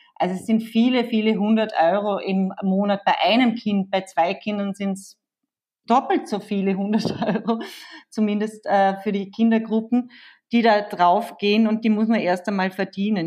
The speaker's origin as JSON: {"language": "German", "region": "Vorarlberg", "country": "Austria", "moved": "yes", "lives_now": "Vienna, Austria", "said": "ich komme ja aus Vorarlberg, äh, lebe aber schon seit Ewigkeiten in Wien"}